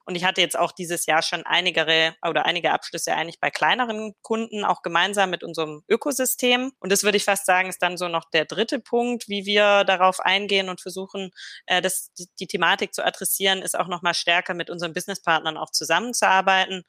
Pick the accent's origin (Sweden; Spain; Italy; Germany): Germany; Swabia; als Schwäbin